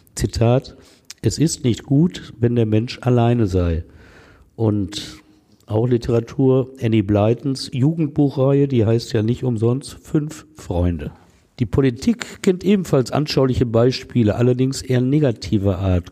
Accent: Essen, North Rhine-Westphalia, Germany; in meiner Heimatstadt Essen

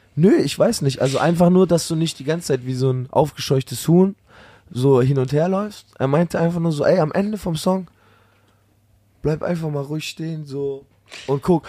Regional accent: near Stuttgart, Baden-Württemberg, Germany; Nicht ganz meine Heimat, aber man könnte schon Heimat sagen

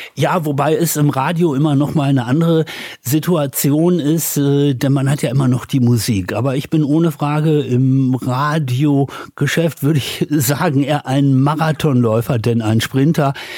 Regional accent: Dorsten, North Rhine-Westphalia, Germany; also born or lived in United States; now in Düsseldorf, Germany; Und so bin ich dann im nördlichen Ruhrgebiet aufgewachsen, aber habe die ersten Jahre in Amerika verbracht.

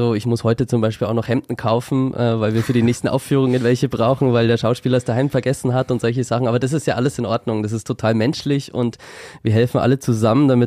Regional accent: Schwabach, Bavaria, Germany; also born or lived in Nuremberg; Ja, ich wurde im schönen Nürnberg geboren und bin dort in der Nähe auch aufgewachsen bei Schwabach und bin dort in die Schule gegangen

